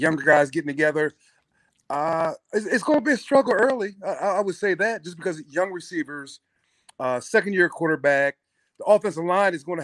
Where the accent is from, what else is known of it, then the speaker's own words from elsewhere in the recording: Pottstown, Pennsylvania, United States; I grew up in Pottstown